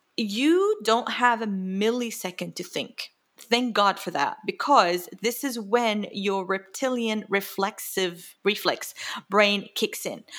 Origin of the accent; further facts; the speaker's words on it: Jordan; moved away; I grew up in the Middle East, lots of scarcity, lots of scarcity at home